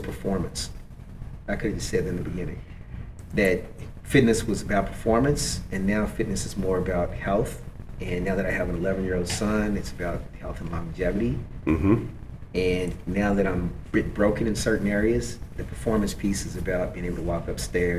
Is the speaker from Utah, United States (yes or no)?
no; Kentucky, United States; I come from Kentucky